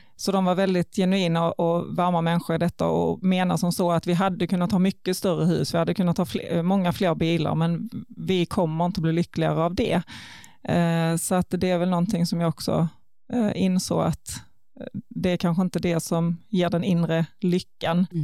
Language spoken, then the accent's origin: Swedish; Ljungbyhed, Skåne, Sweden; also born or lived in Karlskrona / Ängelholm; jag är faktiskt född i Karlskrona, men flyttade till Ljungbyhed när jag var ett och där har jag gått hela grundskolan och växte ju bokstavligen upp i Ljungbyheds idrottshall